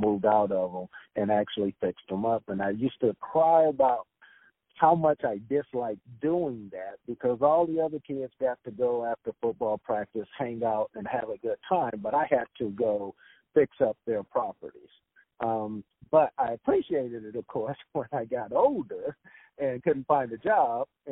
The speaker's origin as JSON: {"language": "English", "town": "West Covina", "region": "California", "country": "United States", "tie": "born or raised there", "also_born_or_lived": "East Los Angeles, California / San Pedro, California", "said": "I'm from Los Angeles, California. I grew up until I was about somewhere between the age of 8 and 10 in East L.A., 68 in San Pedro. Then my family moved us over to a place called West Covina, California. So that's where I grew up"}